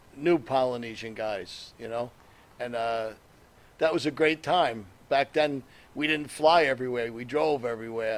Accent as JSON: {"language": "English", "region": "New Jersey", "country": "United States", "tie": "born or raised there", "said": "I grew up in North Jersey"}